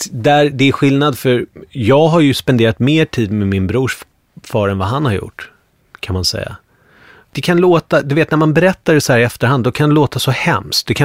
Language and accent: Swedish; Bergshamra, Stockholm County, Sweden; alltså det här är helt annorlunda från där jag kommer ifrån från Bergshamra, där var det mycket mer blandat. Du vet, det var akademikerbarn i Bergshamra.